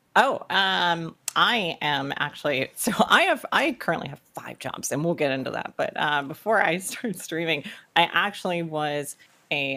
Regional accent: North Carolina, United States; I actually grew up in South Carolina, but very, very early on moved to North Carolina. Pretty much lived here all my life

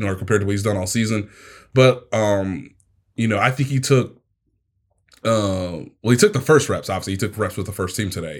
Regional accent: Kansas City, United States; moved away; my hometown football team

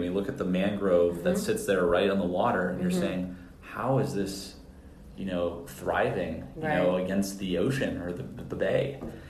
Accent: San Francisco, California, United States; now in Florida, United States; I was from San Francisco

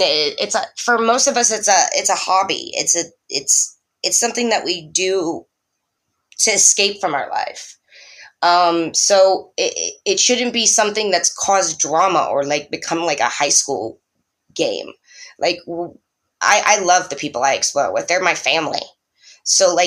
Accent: Florida, United States; now in Detroit, United States; I'm from Florida

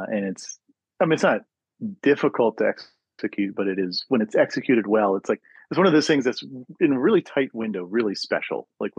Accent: the South, United States; now in Pacific Northwest, United States; my growing up in the South

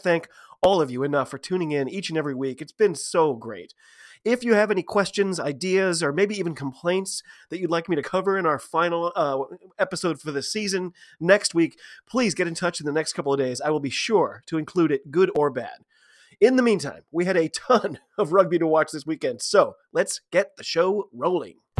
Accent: United States; I am an American rugby fan

